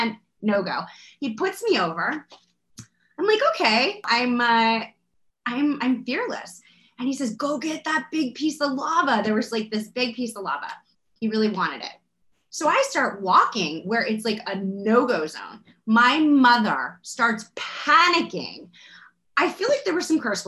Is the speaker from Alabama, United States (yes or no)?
no; Florida, United States; I grew up in Florida